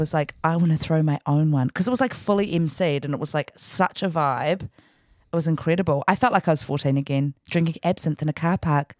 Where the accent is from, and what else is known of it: Paraparaumu, Wellington, New Zealand; born or raised there; also born or lived in Sydney; now in Auckland, New Zealand